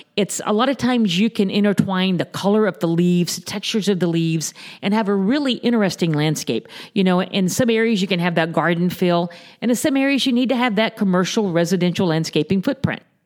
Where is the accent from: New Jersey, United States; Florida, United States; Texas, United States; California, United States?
Florida, United States; Naples; born and raised in the Naples area.